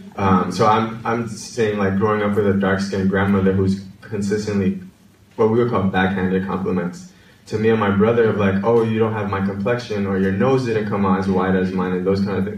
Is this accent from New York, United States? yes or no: yes; New York City, New York, United States; also born or lived in Washington Heights; I'm from the Bronx, New York